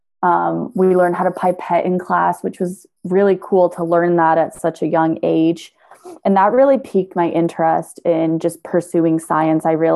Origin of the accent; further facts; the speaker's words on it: San Francisco, California, United States; also born or lived in Hawaii; So I was born in Hawaii and then we moved to San Francisco when I was two.